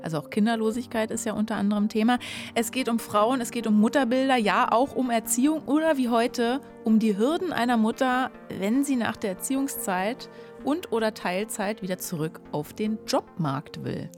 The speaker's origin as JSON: {"language": "German", "region": "Berlin", "country": "Germany", "tie": "born or raised there", "said": "ich bin ja leider gebürtige Berlinerin"}